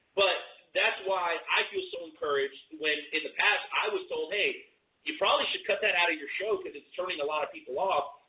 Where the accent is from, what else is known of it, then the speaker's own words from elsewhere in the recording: Boca Raton, Florida, United States; now in Kansas City, United States; I'm a South Florida kid. I grew up in Boca Raton, around uh, West Palm Beach and Delray